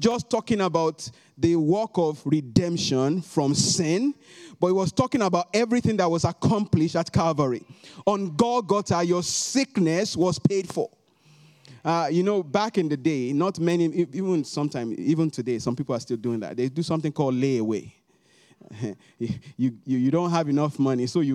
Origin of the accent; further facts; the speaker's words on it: Nigeria; moved away as an adult; now in United States; if I want to talk about my home country, Nigeria